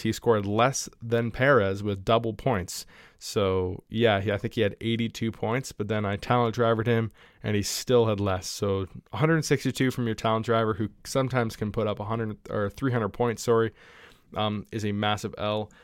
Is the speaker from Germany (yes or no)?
no; Canada; I'm Canadian